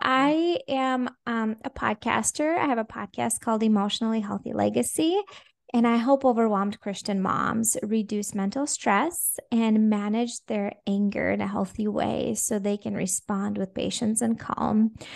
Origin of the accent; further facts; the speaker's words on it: Latvia; first language Russian; English is a second language; also born or lived in Minnesota, United States; now in Jacksonville, United States; So originally, I was born in Latvia